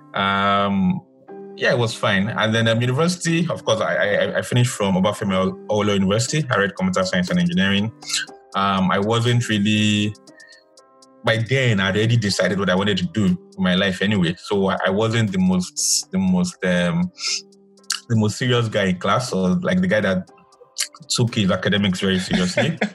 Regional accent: Nigeria

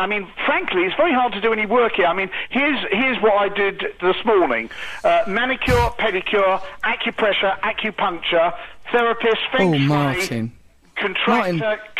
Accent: United Kingdom; being British

